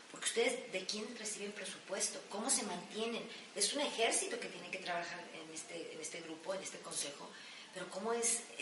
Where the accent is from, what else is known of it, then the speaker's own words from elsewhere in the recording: Jalisco, Mexico; nosotros como jaliscienses y como mexicanos.